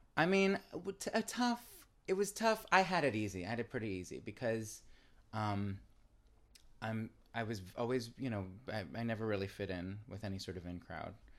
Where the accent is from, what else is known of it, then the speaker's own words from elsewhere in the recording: New York, United States; from New York, where my father's from, and I'm a New Yorker, too.